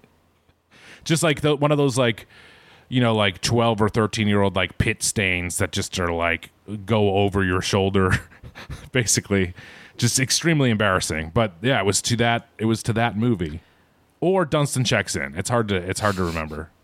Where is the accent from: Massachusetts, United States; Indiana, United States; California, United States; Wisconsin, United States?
Massachusetts, United States; Boston; I am from Boston, which, as we all know, is, is Bean Town